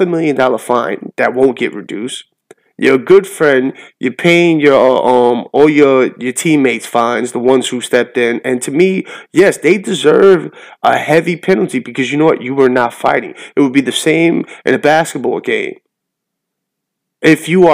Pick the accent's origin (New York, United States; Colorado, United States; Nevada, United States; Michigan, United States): New York, United States; New York City; as a New Yorker, and a longtime New York Knicks fan